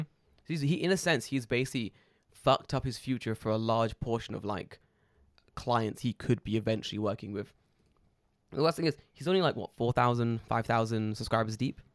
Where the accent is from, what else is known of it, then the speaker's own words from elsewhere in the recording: London, United Kingdom; now in Japan; I grew up in London.